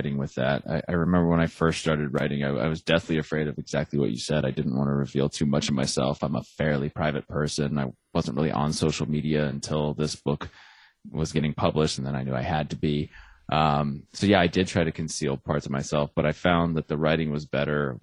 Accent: Arizona, United States; I'm from Arizona, which is not Texas

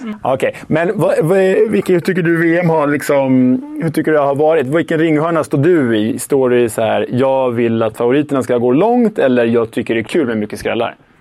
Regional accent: Sweden; som svensk

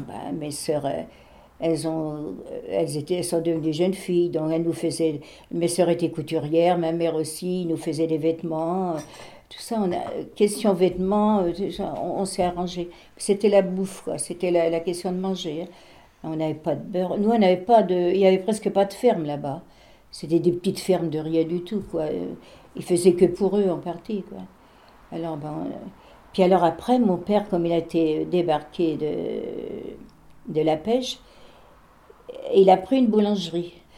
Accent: Barbâtre, Pays de la Loire, France; moved away; chez nous à Barbate, les, les, Allemands, ils étaient dans notre classe.

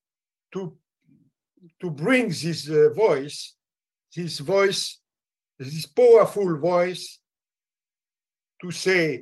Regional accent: France; I am just a simple and humble French citizen

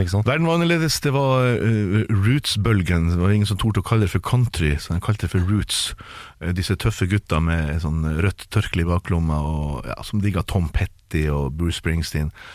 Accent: Tromsø, Troms, Norway; det er der jeg vokste opp

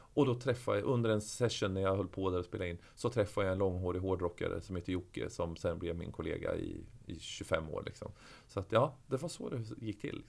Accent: Örebro, Örebro County, Sweden; jag är född och uppväxt i Örebro

